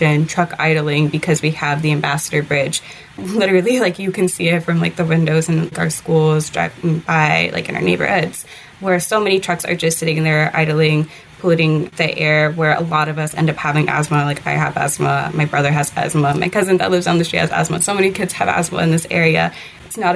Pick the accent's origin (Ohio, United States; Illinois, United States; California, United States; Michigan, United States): Michigan, United States; Detroit; I grew up born and raised in Detroit, the southwest side of the city